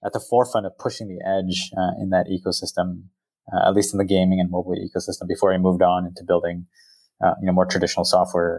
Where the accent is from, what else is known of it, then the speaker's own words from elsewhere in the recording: Silicon Valley, California, United States; I grew up here in the Valley